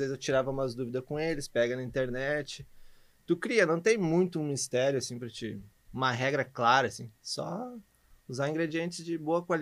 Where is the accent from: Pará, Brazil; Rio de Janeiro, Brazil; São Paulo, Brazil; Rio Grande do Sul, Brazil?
Rio Grande do Sul, Brazil; Nova Santa Rita; venho de Nova Santa Rita e gosto dos do meus hambúrgueres e do café do Mike.